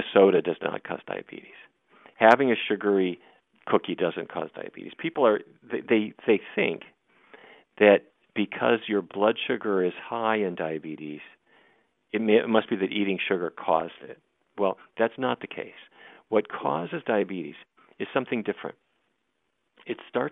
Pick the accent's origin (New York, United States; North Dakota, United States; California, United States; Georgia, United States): North Dakota, United States; Fargo; I grew up in Fargo, North Dakota